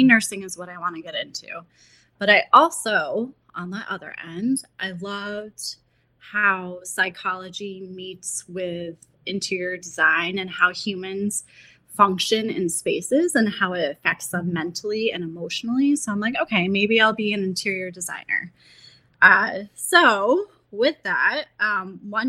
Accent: United States; I grew up in Columbia County. That's where I live now.

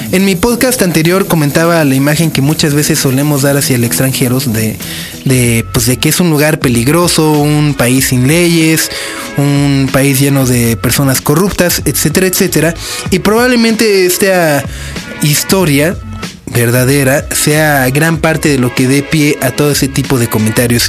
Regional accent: Mexico; a mí como mexicano

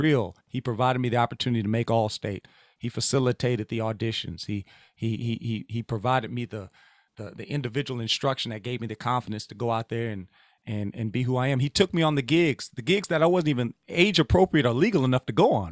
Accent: Louisiana, United States; I'm from Louisiana.

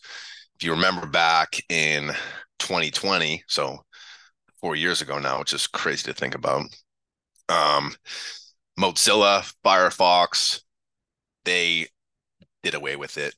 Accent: Haverhill, Massachusetts, United States; also born or lived in New Hampshire; now in California, United States; I grew up in Haverhill, not a nice town.

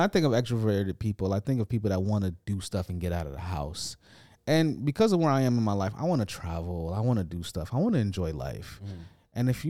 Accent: United States; accent: American; And I think for me, a lot of the engagement has become because of my accent being from America.

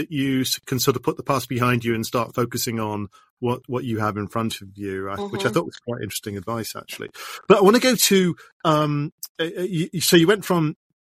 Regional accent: United Kingdom; I'm a Brit

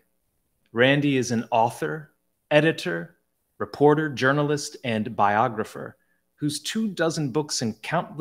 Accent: Southern New Jersey, United States; I hail from Southern New Jersey, a heavily Italian-American influenced area. So you should see the names of my graduating class from high school

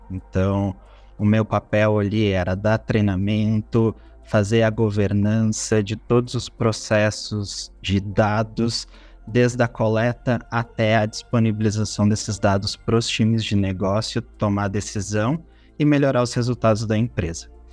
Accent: Porto Alegre, Rio Grande do Sul, Brazil; Eu sou natural de Porto Alegre

